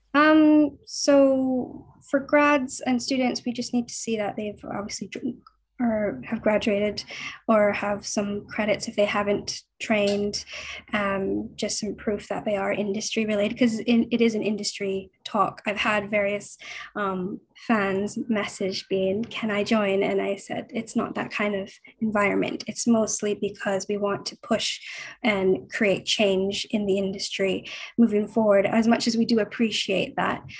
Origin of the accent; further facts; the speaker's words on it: Vancouver, British Columbia, Canada; moved away as an adult; now in London, United Kingdom; I'm from Vancouver. I'm actually currently in Vancouver at the moment. Um, I moved to London six and a half years ago